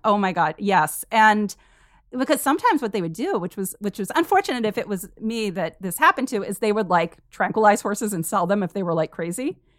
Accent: Vermont, United States; I grew up in Vermont in this super small town, population like five hundred.

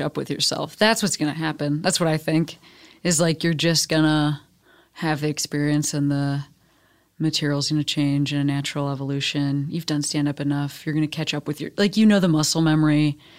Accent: Chicago, Illinois, United States; moved away as an adult; now in Los Angeles, United States; my hometown as the third largest city

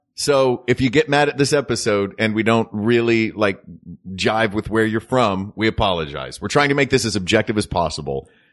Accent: Tennessee, United States; I'm from Tennessee

